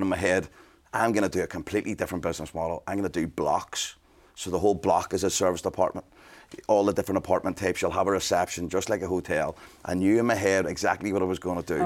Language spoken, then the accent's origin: English; Belfast, Northern Ireland, United Kingdom; growing up in Belfast